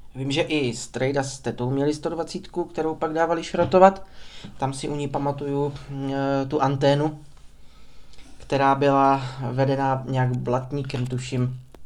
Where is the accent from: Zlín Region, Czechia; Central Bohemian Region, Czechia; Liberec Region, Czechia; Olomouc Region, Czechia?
Olomouc Region, Czechia; Prostějov; narodil jsem se v 93. v Prostějově